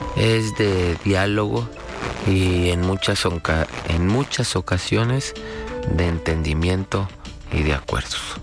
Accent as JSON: {"language": "Spanish", "country": "Mexico", "said": "todos somos mexicanos"}